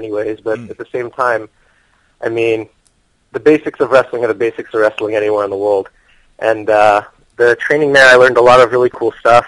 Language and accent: English; United States; I'm American